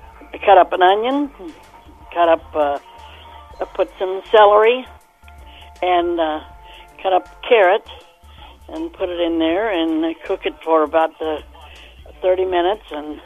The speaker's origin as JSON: {"language": "English", "region": "Kentucky", "country": "United States", "tie": "born or raised there", "also_born_or_lived": "Santa Fe Springs, California / Salina", "moved": "yes", "said": "I was raised in Kentucky."}